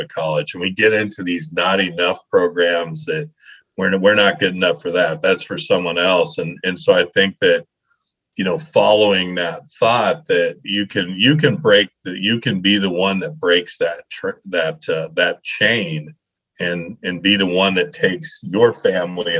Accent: Leadville, Colorado, United States; I grew up in Colorado. I grew up in this little mining town called Leadville, Colorado, up in the middle

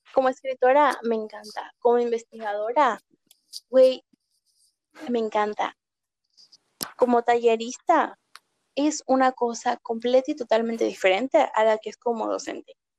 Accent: Mexico; como mexicana

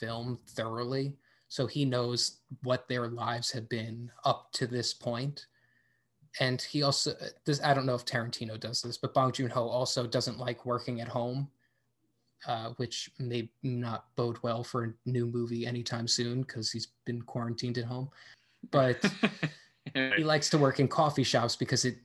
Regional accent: United States; I am just an American man

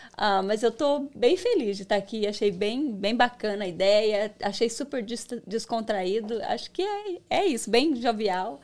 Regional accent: Foz do Iguaçu, Paraná, Brazil; moved away; Eu cheguei aqui tem 12 anos. Eu sou de Foz do Iguaçu, do Paraná.

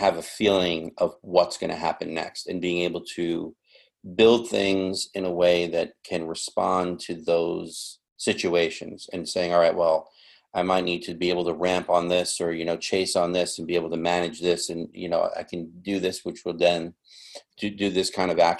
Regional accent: New York, United States; I grew up in New York

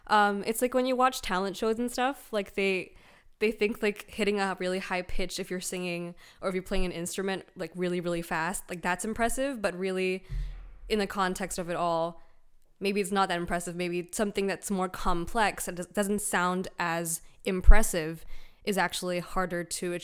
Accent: Malaysia; oh, no, actually, I'm from Malaysia. And they're like, oh, you don't sound Malaysian. That's like the first thing I hear all the time. And it's like, I'm like, yeah, well, I did grow up in many countries.

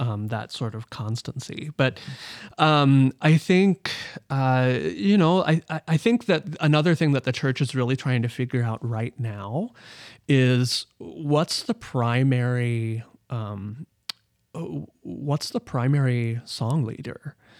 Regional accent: Omaha, Nebraska, United States; moved away as an adult; growing up in Omaha, Nebraska

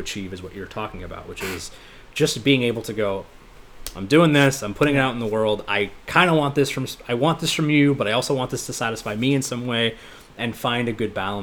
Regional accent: United States; I grew up in America, where Christmas is the be all end all

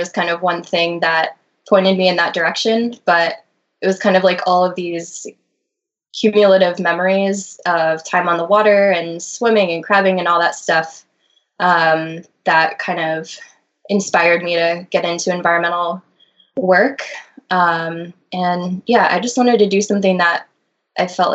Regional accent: Annapolis, Maryland, United States; I'm from the Annapolis, Maryland area, and I grew up spending a lot of time on the Severn River

